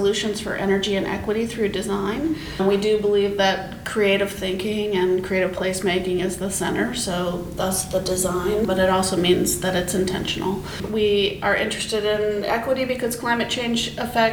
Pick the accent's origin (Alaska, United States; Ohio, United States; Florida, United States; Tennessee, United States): Alaska, United States; Anchorage; When I grew up in Anchorage, we would have a lot of snow by Halloween